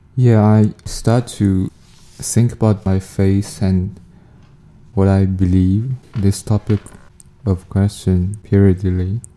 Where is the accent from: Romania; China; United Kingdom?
China; moved away as an adult; now in Canada; I'm from China